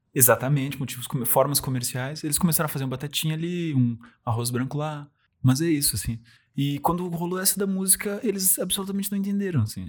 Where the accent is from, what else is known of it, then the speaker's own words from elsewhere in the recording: Rio Grande do Sul, Brazil; accent: gaúcho; eu gosto de ser gaúcho, gosto de ter um sotaque